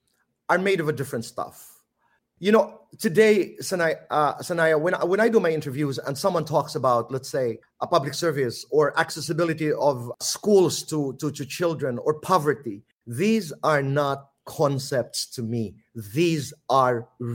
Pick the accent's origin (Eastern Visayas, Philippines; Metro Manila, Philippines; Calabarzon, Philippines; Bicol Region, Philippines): Eastern Visayas, Philippines; Samar; accent: Waray; first language Waray; English is a second language; moved away; also born or lived in Manila; Waray because I come from Samar and we speak Waray